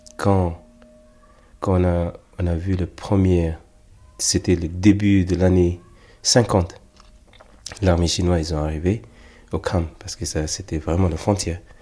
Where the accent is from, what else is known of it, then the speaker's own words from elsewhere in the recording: South India, India; also born or lived in Kham, Tibet (parents' origin); now in Paris, France; Je suis né en Inde, dans l'année 70, et c'était, c'était une des premières générations de Tibétains